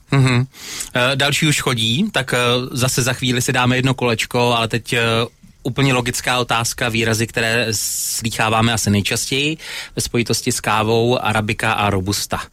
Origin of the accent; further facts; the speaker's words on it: Opava, Moravian-Silesian Region, Czechia; u nás v Opavě